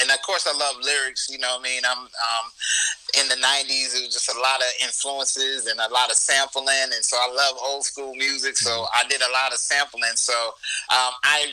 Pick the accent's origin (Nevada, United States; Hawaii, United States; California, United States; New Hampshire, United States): Nevada, United States; Las Vegas; now in Hampton Roads, United States; I'm from Las Vegas, Nevada